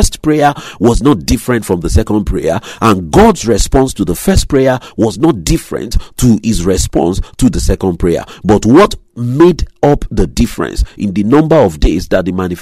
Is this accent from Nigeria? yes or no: yes; Nigeria; moved away; my home country, my native country, Nigeria